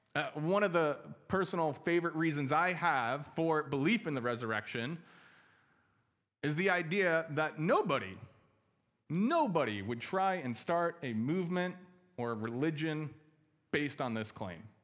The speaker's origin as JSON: {"language": "English", "region": "New Jersey", "country": "United States", "also_born_or_lived": "Chicago", "moved": "yes", "lives_now": "Milwaukee, United States", "said": "I'm originally from New Jersey"}